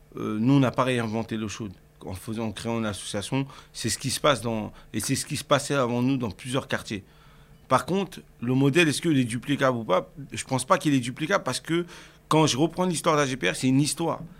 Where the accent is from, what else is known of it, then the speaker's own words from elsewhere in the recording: Cergy, Île-de-France, France; j'ai grandi euh, déjà à Sergi Pontoise, c'est euh, une ville euh, dans le 95, dans le Val d'Oise, en région parisienne